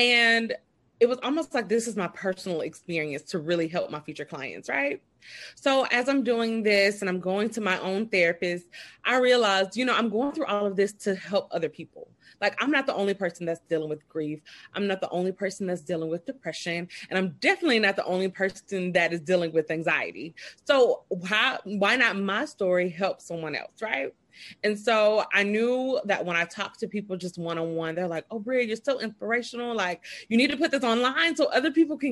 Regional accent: Birmingham, Alabama, United States; I am from Birmingham, Alabama

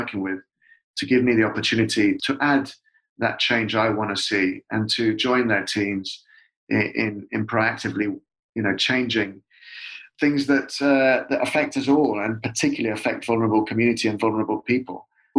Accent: United Kingdom; as a person who'd come from, who has a dual nationality. Well, I'm just British, but has it culturally from two different places, who passionately loves the UK and Britain

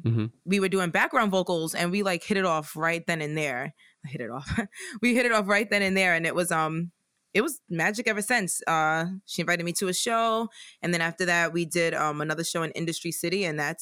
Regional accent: New York City, New York, United States; I'm born and raised in Brooklyn.

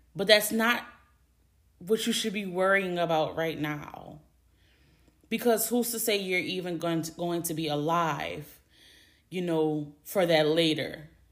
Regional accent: Louisiana, United States; I'm from Louisiana. Born and raised, lived in Louisiana my whole life

